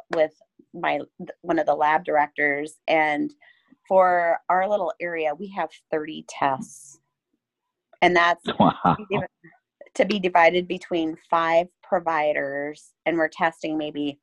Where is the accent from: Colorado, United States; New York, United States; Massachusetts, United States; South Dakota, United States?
South Dakota, United States; Huron; now in Iowa, United States; I'm originally from South Dakota, over by Huron